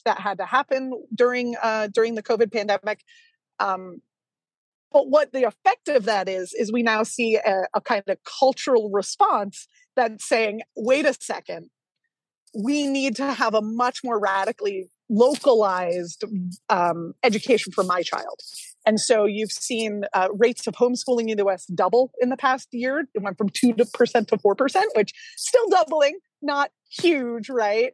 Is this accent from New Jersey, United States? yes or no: yes; New Jersey, United States; I grew up in New Jersey.